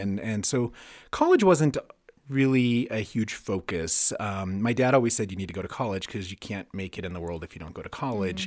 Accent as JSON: {"language": "English", "town": "Cañon City", "region": "Colorado", "country": "United States", "tie": "born or raised there", "also_born_or_lived": "Denver, Colorado", "said": "I grew up mostly in Canyon City"}